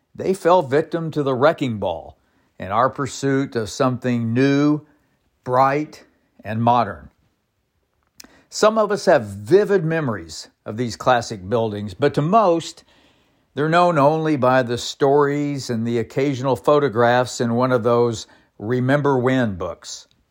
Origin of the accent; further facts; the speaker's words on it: Bartlesville, Oklahoma, United States; my hometown of Bartlesville